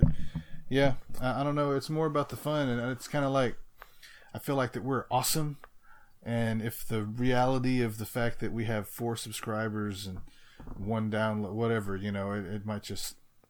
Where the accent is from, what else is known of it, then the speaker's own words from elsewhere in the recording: Mississippi, United States; accent: country; We are from Mississippi, huh?